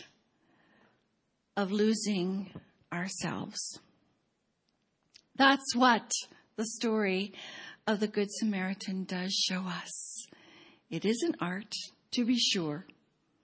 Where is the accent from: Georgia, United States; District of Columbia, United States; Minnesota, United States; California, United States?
California, United States; Pasadena; now in Baltimore, United States; every time I go to Cambodia and fill out a visa application that asks the city of my birth, I write P-A-S-A-D-E-N-A